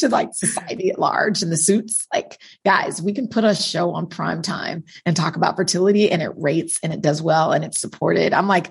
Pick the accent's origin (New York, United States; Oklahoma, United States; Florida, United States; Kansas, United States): Kansas, United States; Wichita; Wichita, Kansas.